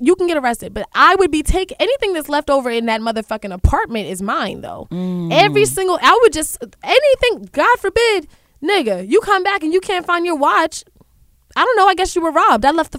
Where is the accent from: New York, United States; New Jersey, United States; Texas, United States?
New York, United States; Brooklyn